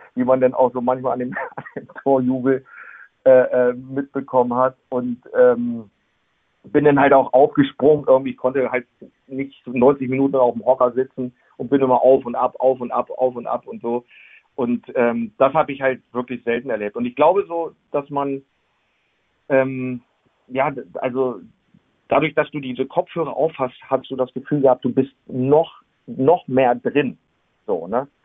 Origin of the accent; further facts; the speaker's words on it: Gifhorn, Lower Saxony, Germany; now in Wolfsburg, Germany; ich bin äh, damals in Gifhorn geboren, bin dann äh, 2010 äh, nach Wolfsburg gezogen.